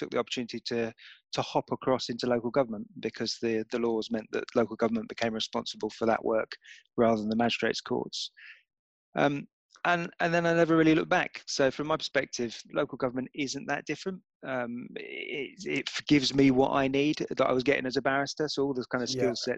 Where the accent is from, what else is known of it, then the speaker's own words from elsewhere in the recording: Enfield, London, United Kingdom; I grew up in North London, in Enfield